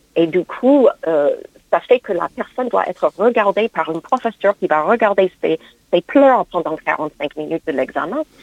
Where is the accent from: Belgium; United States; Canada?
United States; now in France; mon pays d'origine, les États-Unis